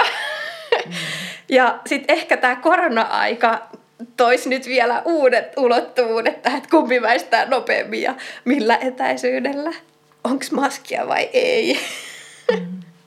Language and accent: Finnish; Kanta-Häme, Finland; olen siis kotoisin Etelä-Hämeestä